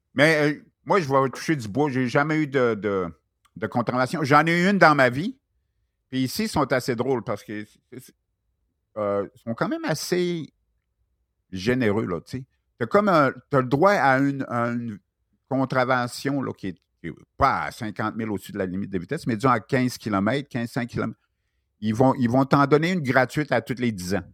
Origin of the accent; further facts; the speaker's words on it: Chicoutimi, Quebec, Canada; moved away as an adult; now in Australia; je viens de Chicoutimi